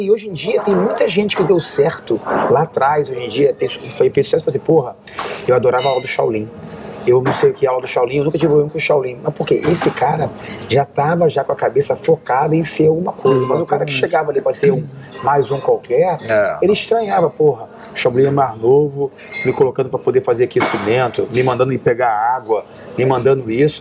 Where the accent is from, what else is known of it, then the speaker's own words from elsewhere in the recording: Rio de Janeiro, Brazil; moved away as an adult; now in United States; Eu saí do Rio, onde eu tinha professor